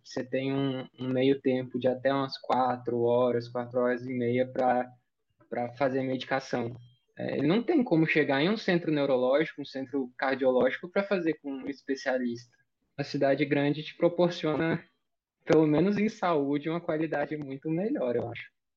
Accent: Mineiros, Goiás, Brazil; Eu sou de Goiás, interior do interior de Goiás, uma cidadezinha chamada Mineiros. A gente tem 70 mil habitantes. Eu, assim, eu nunca nem morei em outro lugar.

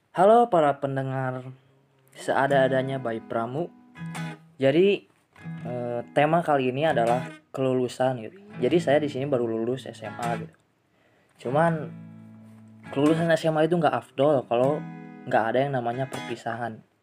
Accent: West Java, Indonesia; accent: Sundanese; kami orang Sunda ini lo-, logatnya

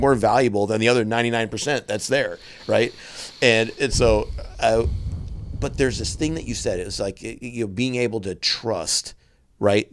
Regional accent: central Wisconsin, United States; moved away; in my hometown, it's it's I come from a town in central Wisconsin that's twenty thousand people in it

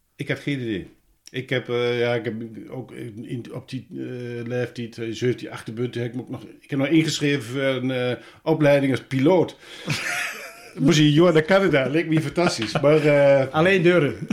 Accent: Hengelo, Overijssel, Netherlands; born or raised there; also born or lived in Arnhem

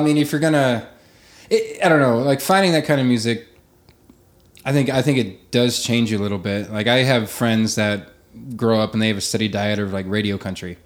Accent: Arthur, Nebraska, United States; moved away as an adult; also born or lived in Sutherland, Nebraska / Paxton, Nebraska / Omaha, Nebraska; I grew up in Western Nebraska. Um, uh, Sutherland, Paxton, Arthur were the three towns I lived

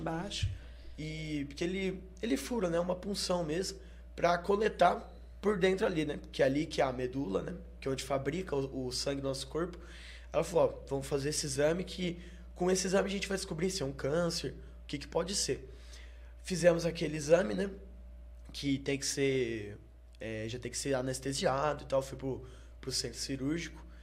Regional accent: Pouso Alegre, Minas Gerais, Brazil; Sou de Pouso Alegre, nascido e criado.

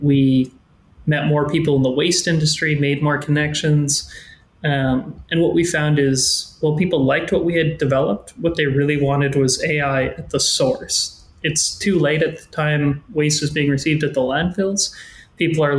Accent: Regina, Saskatchewan, Canada; born and raised in Regina.

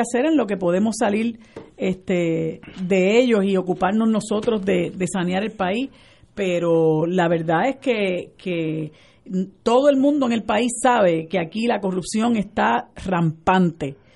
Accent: Puerto Rico; puertorriqueños nos llamamos

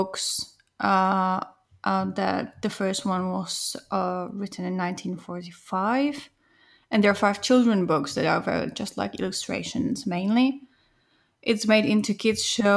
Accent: Czechia; now in Finland; I'm from the Czech Republic.

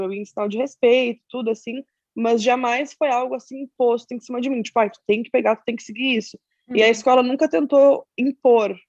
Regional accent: Pelotas, Rio Grande do Sul, Brazil; eu sou de uma cidade pequena do Rio Grande do Sul, uma cidade chamada Pelotas

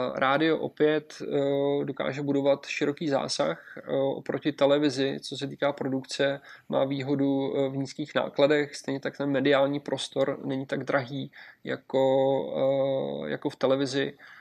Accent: Czechia; my jako Češi

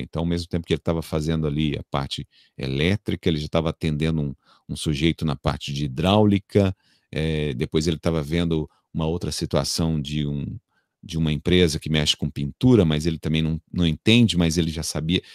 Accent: São Paulo, Brazil; moved away as an adult; eu sou natural de São Paulo, então eu vivi até meus 23, 20 e poucos anos em São Paulo

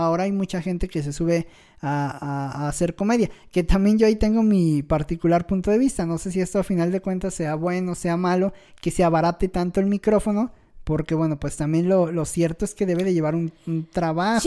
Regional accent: Mexico; como mexicanos

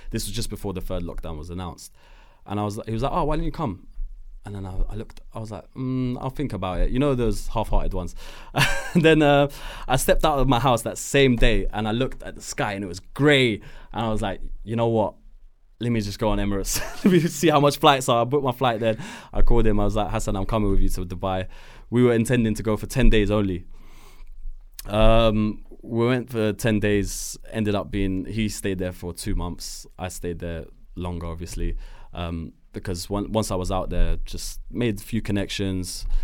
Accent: Morocco; Uh, been in Switzerland, Germany, France, uh, Morocco, my hometown.

